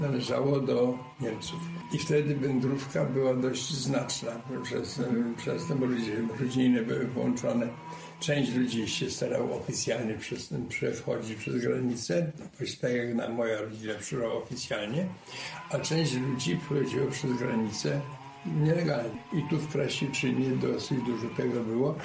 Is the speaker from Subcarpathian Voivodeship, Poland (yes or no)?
yes; Bączal Dolny, Subcarpathian Voivodeship, Poland; also born or lived in Przemyśl; myśmy wojnę spędzili tam w Bączalu